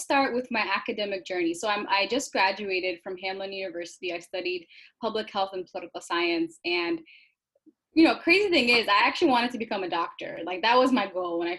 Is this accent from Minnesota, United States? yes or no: yes; Minnesota, United States; I'm actually from Minnesota. I was born and raised here